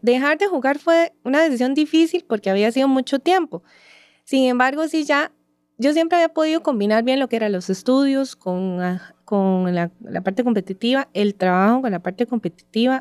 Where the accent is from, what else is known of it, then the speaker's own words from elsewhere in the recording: San Ramón, Alajuela, Costa Rica; yo soy de San Ramón de la Juela, eh, toda mi vida eh, se ha desarrollado ahí.